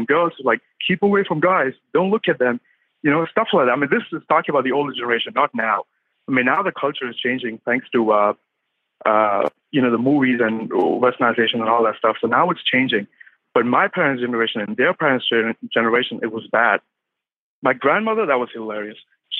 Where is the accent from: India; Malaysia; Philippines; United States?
India; Moved from India. I mean, originally, I'm Indian.